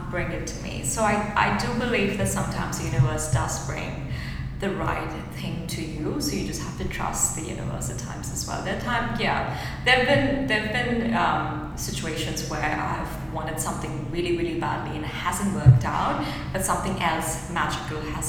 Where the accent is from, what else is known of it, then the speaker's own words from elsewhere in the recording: India; moved away as an adult; now in New Zealand; I think this is the beauty of like growing up in India